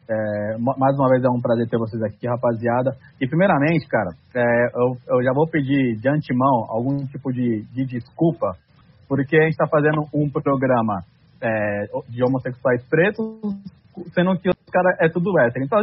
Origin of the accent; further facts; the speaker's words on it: Balneário Camboriú, Santa Catarina, Brazil; also born or lived in Rio Grande do Sul; eu sou de, na verdade, eu sou de, de Balneário Camboriú, moro em Santa Catarina